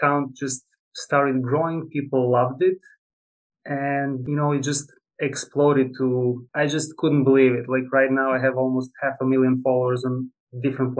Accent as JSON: {"language": "English", "country": "Serbia", "moved": "as an adult", "lives_now": "United States", "said": "I'm originally from Serbia, Eastern Europe"}